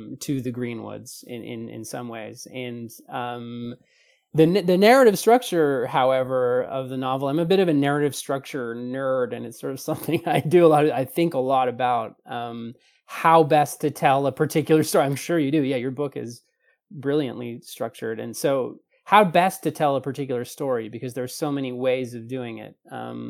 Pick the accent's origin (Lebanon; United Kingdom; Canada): Canada; being a Canadian